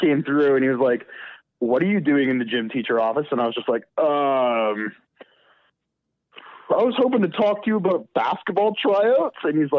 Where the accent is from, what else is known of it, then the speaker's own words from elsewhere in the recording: Alberta, Canada; So I'm from Alberta.